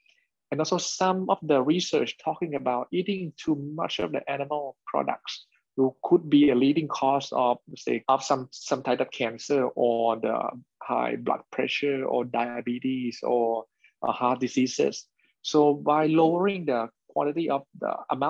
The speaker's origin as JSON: {"language": "English", "country": "Thailand", "said": "we are from Thailand and from Asia"}